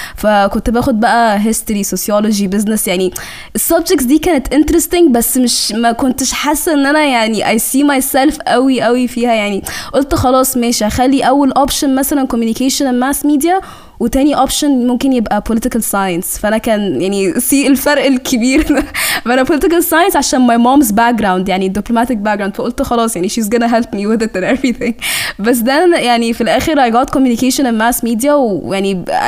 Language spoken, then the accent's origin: Arabic; Cairo, Cairo Governorate, Egypt; accent: Egyptian; also born or lived in Sudan; انا يعني من السودان آه وجيت هنا مصر